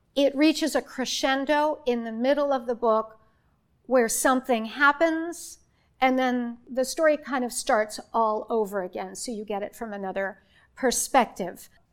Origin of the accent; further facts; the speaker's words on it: Warren, United States; moved away; I am from here. I grew up right here in Warren